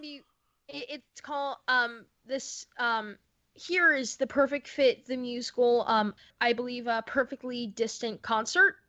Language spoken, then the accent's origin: English; Florida, United States; now in New York, United States; my home in Florida 'cause I grew up in Florida.